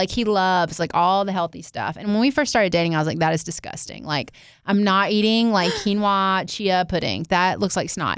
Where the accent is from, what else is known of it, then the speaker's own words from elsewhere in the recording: the South, United States; growing up in the South